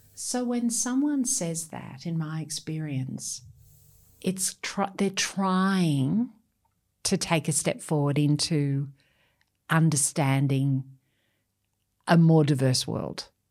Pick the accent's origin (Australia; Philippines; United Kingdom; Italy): Australia; first language English; I've lived a life of people saying, Where are you from? Australia. Yes, but where are you really from? Australia